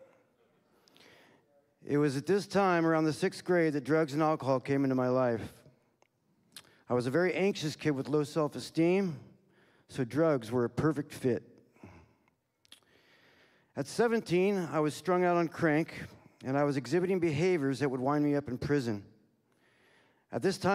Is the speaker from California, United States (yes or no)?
yes; Castro Valley, California, United States; I was born in Castro Valley, California. I was raised in a Christian yet dysfunctional family.